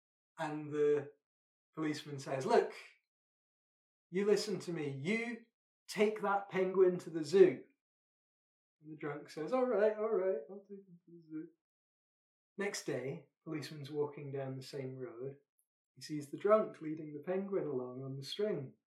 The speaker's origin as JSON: {"language": "English", "region": "Scotland", "country": "United Kingdom", "said": "I'm Scottish."}